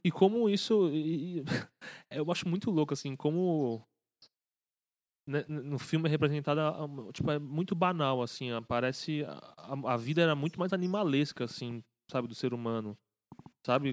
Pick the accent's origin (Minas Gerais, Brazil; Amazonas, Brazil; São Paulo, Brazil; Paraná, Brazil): São Paulo, Brazil; A gente é né, de São Paulo